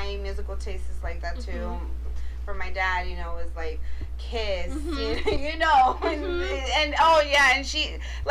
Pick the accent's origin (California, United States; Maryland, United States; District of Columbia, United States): California, United States; Inglewood; we grew up in Inglewood